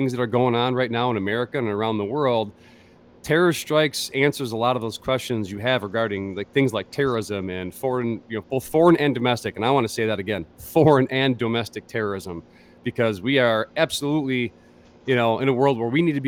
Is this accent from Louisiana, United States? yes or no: no; near Detroit, Michigan, United States; where you and I grew up, near the D of Detroit, Michigan